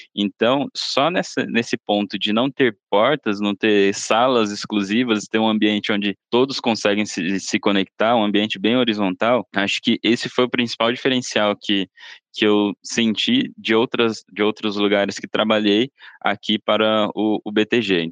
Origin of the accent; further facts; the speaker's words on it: Sorocaba, São Paulo, Brazil; moved away as an adult; now in São Paulo, Brazil; Sou do interior, sou de Sorocaba me mudei aqui para São Paulo desde que comecei aqui no banco.